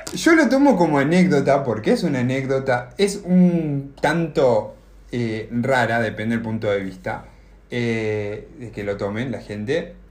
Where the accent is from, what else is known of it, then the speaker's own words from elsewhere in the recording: Argentina; moved away as an adult; now in United States; soy de Argentina